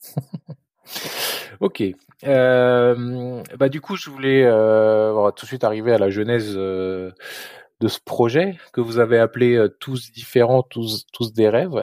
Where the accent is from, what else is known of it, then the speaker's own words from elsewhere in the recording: France; moved away as an adult; also born or lived in Luxembourg; now in United States; avant de venir ici aux États-Unis, j'ai, je suis français, mais j'ai habité euh, longtemps au Luxembourg